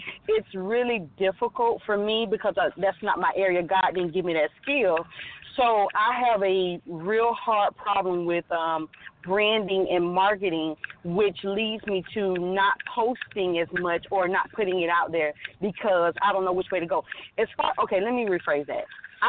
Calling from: Alabama, United States

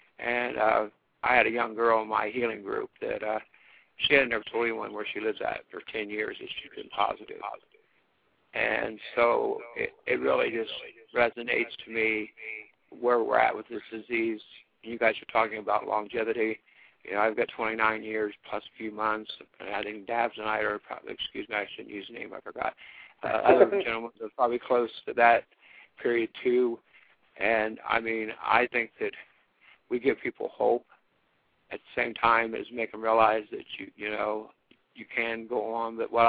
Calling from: Ohio, United States; I'm doing real great. I'm in Ohio.

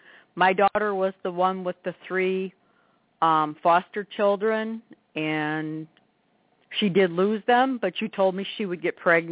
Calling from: Rogers City, Michigan, United States; Roger City, Michigan.

